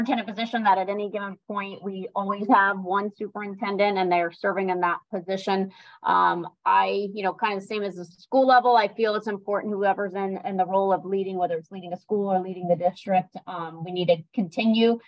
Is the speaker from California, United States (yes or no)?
no; Sarasota, Florida, United States; I grew up in Sarasota. I was born here. So I'm a native to Sarasota County